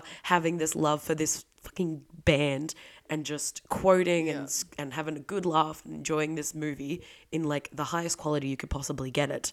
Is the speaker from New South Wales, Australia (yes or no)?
no; Victoria, Australia; I'm from Victoria